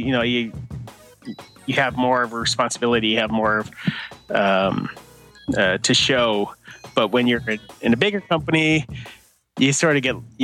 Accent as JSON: {"language": "English", "region": "Arizona", "country": "United States", "tie": "born or raised there", "said": "I grew up in Arizona, is where I was born and raised."}